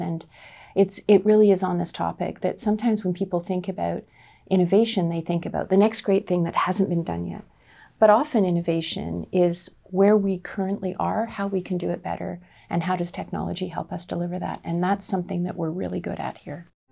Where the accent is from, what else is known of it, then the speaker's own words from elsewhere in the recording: Nanaimo, British Columbia, Canada; I'm a small town kid. I grew up in the Nanaimo